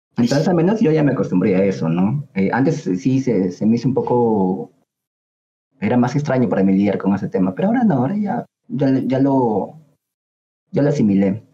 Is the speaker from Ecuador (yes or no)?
no; Peru; como ciudadanos, como peruanos